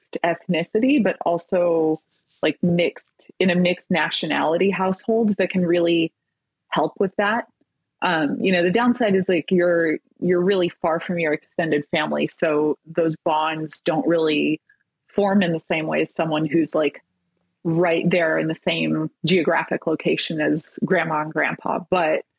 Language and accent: English; Bay Area, California, United States; I'm like Bay Area born and raised